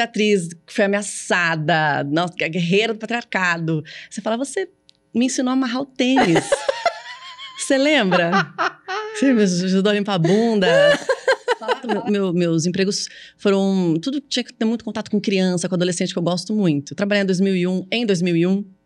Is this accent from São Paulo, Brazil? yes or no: yes; São Paulo, Brazil; sou paulista, eu falo assim